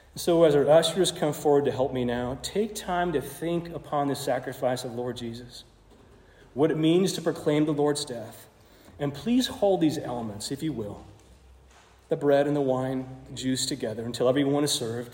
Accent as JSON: {"language": "English", "region": "Arizona", "country": "United States", "tie": "born or raised there", "said": "I grew up in Arizona. Uh, most of my teenage life there spent there too"}